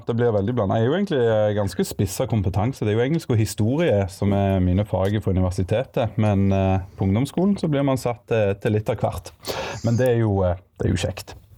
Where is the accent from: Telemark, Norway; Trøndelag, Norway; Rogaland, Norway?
Rogaland, Norway; Egersund; moved away as an adult; also born or lived in Bergen; now in Stavanger, Norway; Jeg er opprinnelig fra Egersund, men nå er jeg bosatt i, eh, i Stavanger